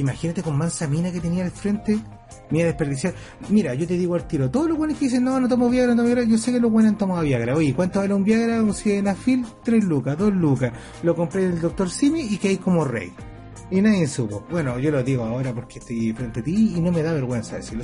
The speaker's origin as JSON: {"language": "Spanish", "country": "Chile", "said": "nosotros como éramos chilenos"}